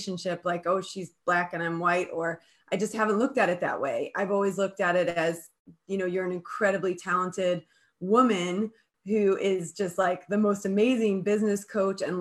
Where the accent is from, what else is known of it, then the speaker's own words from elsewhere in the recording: Colorado, United States; moved away; I grew up in Colorado.